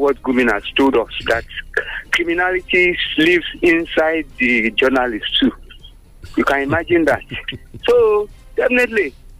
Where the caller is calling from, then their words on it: United States; Good morning, Wale. … from America. Good morning, Nigerians.